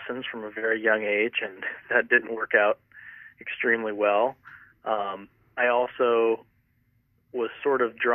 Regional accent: Montrose, Colorado, United States; moved away as an adult; also born or lived in Highlands Ranch, Colorado / Irvine, California; I'm originally from Colorado. I grew up in the mountains outside Montrose, Cimarron area

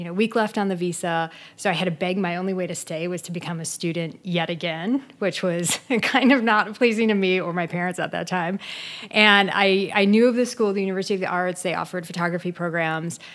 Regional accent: Midwest, United States; was born and raised in the Midwest in a very kind of traditional home

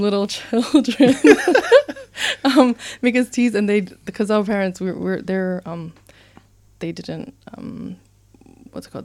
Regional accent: Nuku'alofa, Tongatapu, Tonga; also born or lived in Hamilton, New Zealand; now in New Zealand; in Tongatapu, the main island, um, close to town. Kolomotua.

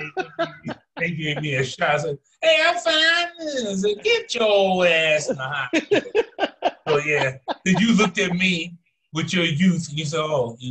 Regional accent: Los Angeles, California, United States; moved away as an adult; also born or lived in San Francisco; I was born and raised in Hollywood.

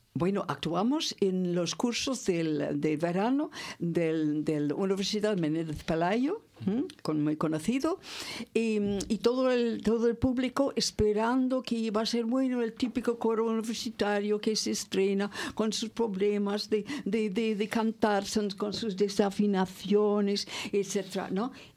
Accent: California, United States; also born or lived in Santander / Torre del Mar; now in Spain; soy californiana

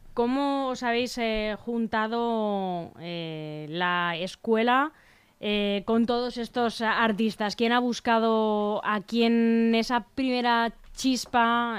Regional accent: Leganés, Community of Madrid, Spain; los que somos de aquí, para los que somos de Leganés

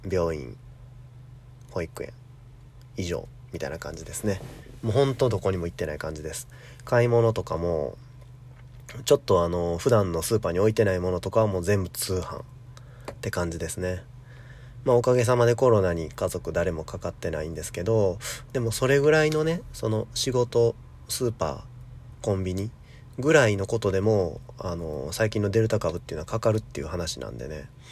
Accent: Kansai, Japan; 一緒に関西に住んでたんですけど

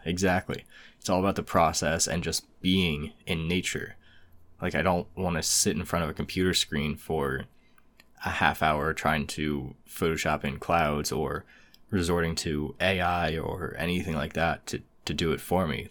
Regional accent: United States

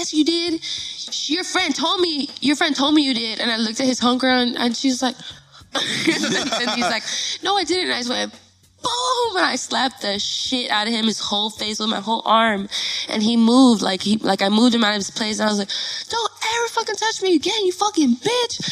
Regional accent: Los Angeles, California, United States; I was born and raised in Northeast Los Angeles

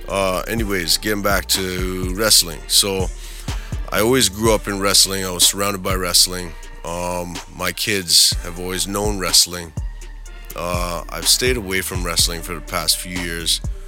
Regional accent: Edmonton, Alberta, Canada; Growing up in Edmonton, of course, we had the Calgary Stampede right there.

